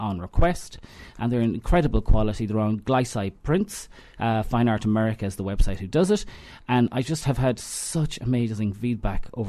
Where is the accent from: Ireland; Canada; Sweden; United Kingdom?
Ireland; Knockcroghery and Kilteevan, Connacht; I'm from Knockrockery and Kilteven. I kind of straddle, but I almost live across a bridge